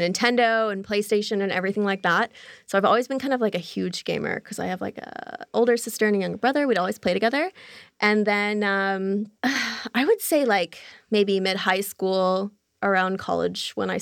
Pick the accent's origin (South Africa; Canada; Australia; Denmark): Canada; Toronto, Ontario; I'm Canadian, so we have pretty hard winters in Toronto.